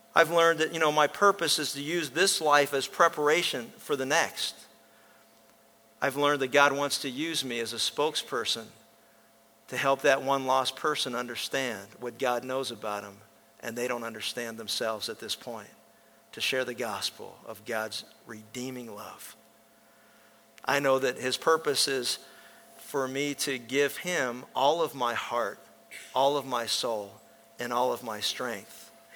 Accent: Pennsylvania, United States; When I was a kid growing up in Pennsylvania

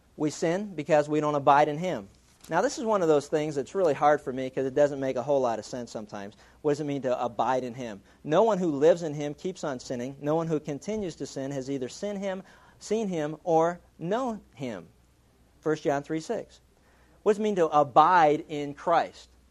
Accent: Pittsburgh, Pennsylvania, United States; growing up in Pittsburgh, we, we used to steal everything.

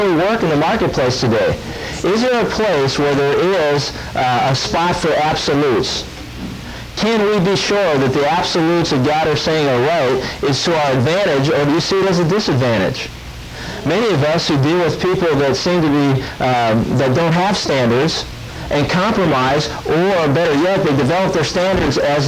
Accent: Pennsylvania, United States; I had opportunities as I grew up in Pennsylvania to go out and go deer hunting

